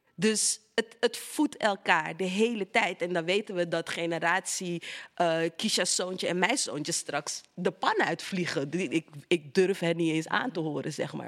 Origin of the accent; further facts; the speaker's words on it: Amsterdam, North Holland, Netherlands; de Belmer, Amsterdam Zuidoost. Daar ben ik opgegroeid